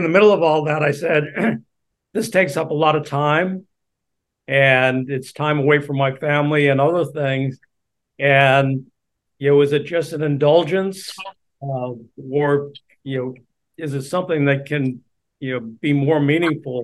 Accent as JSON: {"language": "English", "town": "Boston", "region": "Massachusetts", "country": "United States", "tie": "born or raised there", "moved": "yes", "lives_now": "Honolulu, United States", "said": "I'm from Boston, and we have the Boston Marathon. And when you're a kid, I mean, when they're teaching you about local history, they teach you about the Boston Marathon."}